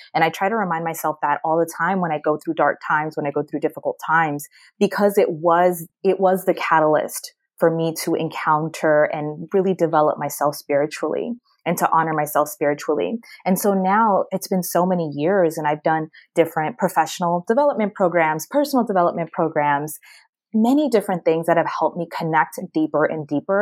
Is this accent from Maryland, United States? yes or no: yes; Maryland, United States; moved away as an adult; also born or lived in Washington, D.C.; now in Miami, United States; I was born and raised in Maryland and went to the University of Maryland.